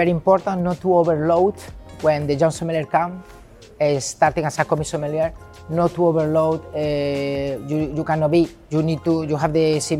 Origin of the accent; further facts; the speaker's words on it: Galicia, Spain; English is a second language; moved away as an adult; now in London, United Kingdom; I was a guy from Galicia, from the northwest of Spain.